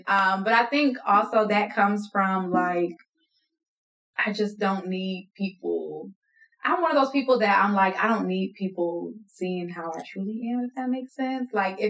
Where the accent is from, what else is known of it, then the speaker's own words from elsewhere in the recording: New York, United States; also born or lived in Jamaica (ancestry); now in Georgia, United States; I was born in New York.